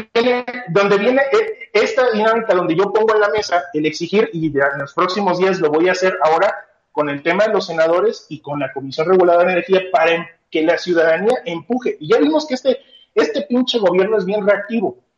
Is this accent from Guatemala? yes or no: no; Mexico; como mexicanos